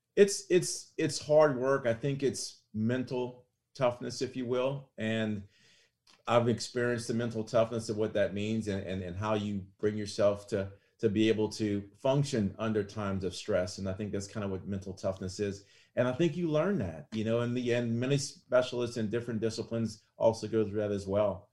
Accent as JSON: {"language": "English", "town": "Lafayette", "region": "Louisiana", "country": "United States", "tie": "born or raised there", "said": "a simple, um, average family here in Lafayette, Louisiana"}